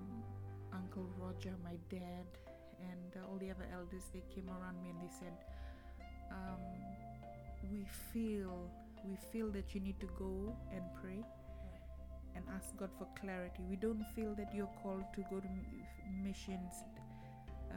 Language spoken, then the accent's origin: English; Fiji; moved away as an adult; now in Cardiff, United Kingdom; growing up in Fiji and living through the different coup d'etats